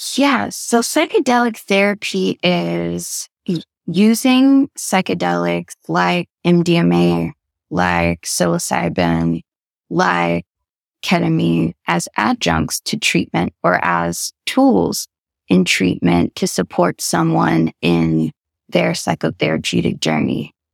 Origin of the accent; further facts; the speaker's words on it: the South, Kentucky, United States; moved away as an adult; also born or lived in Connecticut; now in London, United Kingdom; as a Black woman from the South